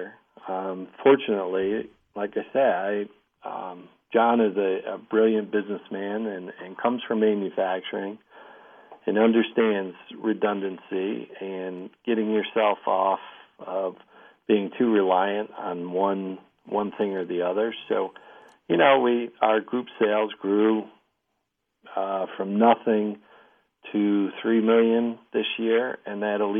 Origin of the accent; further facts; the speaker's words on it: Elmira, New York, United States; I'm from Elmira. I'm an hour away